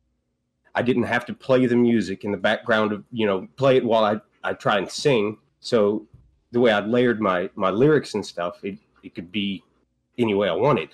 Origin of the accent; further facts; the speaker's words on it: Huxley, Texas, United States; the family farm in deep east Texas. A little bitty town called Huxley.